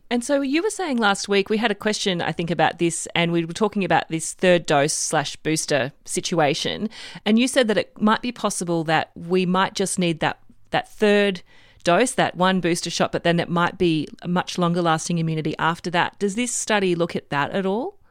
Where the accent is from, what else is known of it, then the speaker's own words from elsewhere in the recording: Queensland, Australia; as a Queenslander